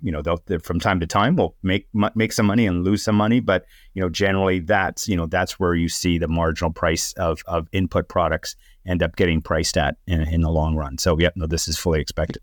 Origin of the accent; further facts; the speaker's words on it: Canada; as a Canadian